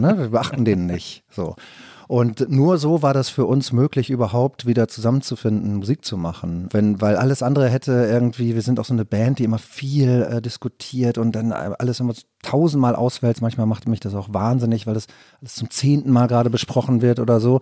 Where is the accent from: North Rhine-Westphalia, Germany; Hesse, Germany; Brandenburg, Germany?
North Rhine-Westphalia, Germany; Rheine; moved away; meine Heimatstadt